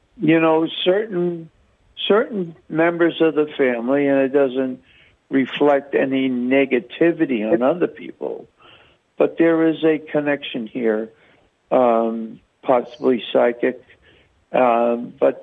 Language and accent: English; New York, United States; I'm from New York myself.